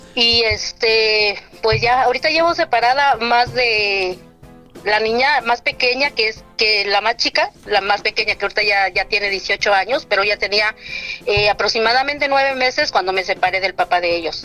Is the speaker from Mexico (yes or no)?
yes; Oaxaca, Mexico; now in Santa Maria, United States; soy del estado de Oaxaca, México, y radico aquí en Santa María, California.